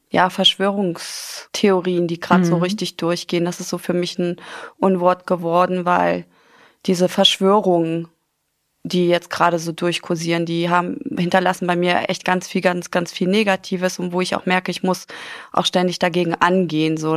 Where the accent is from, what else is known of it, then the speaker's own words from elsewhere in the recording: Afghanistan; born there; Mein Lieblingsgericht heißt Palau mhm. und ist aus Afghanistan. Ich bin gebürtig aus Afghanistan. Meine Mutter ist Pakistanin, mein Vater ist Afghane